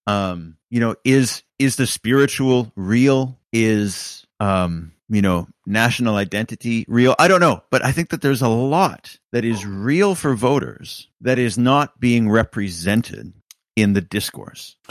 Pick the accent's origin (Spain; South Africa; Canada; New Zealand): Canada; moved away as an adult; now in United Kingdom; as a Canadian